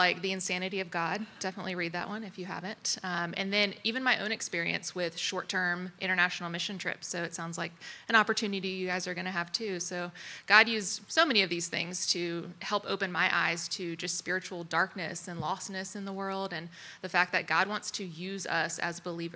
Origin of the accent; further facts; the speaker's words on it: Greensboro, North Carolina, United States; moved away; I'm from Greensboro, North Carolina